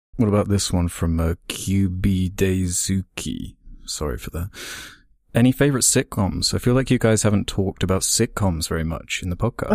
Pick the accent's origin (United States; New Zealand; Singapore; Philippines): New Zealand; I'm a Kiwi.